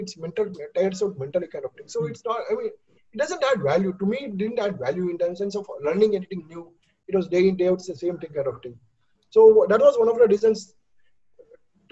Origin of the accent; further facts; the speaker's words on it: India; as an Indian, speaking as Indian